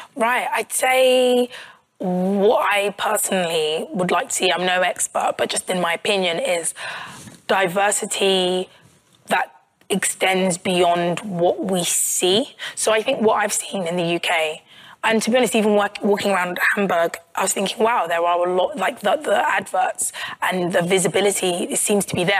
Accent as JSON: {"language": "English", "town": "Croydon", "region": "London", "country": "United Kingdom", "tie": "born or raised there", "said": "i'm from croydon which is in south london"}